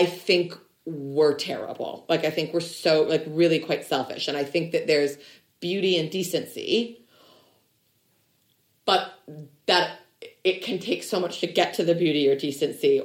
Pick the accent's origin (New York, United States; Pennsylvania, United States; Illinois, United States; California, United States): Illinois, United States; we're both from Illinois